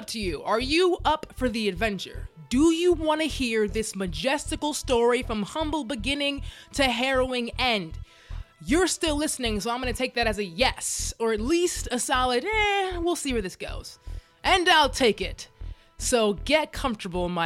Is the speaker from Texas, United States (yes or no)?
yes; Dallas, Texas, United States; now in Los Angeles, United States; I was born and raised in Dallas, Texas, but I live in LA now